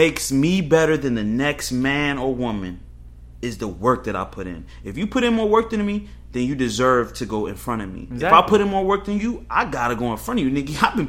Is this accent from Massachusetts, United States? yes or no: no; Northern Virginia, United States; I was raised in Northern Virginia with a mother who made this much money and a grandfather who did this and a grandmother who did that.